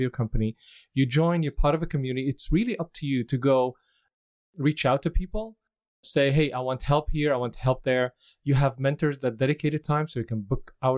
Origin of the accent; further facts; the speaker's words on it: Damascus, Damascus Governorate, Syria; moved away as an adult; also born or lived in Dubai, United Arab Emirates; now in Vancouver, Canada; I'm originally from Syria, mm-hmm. Damascus, Syria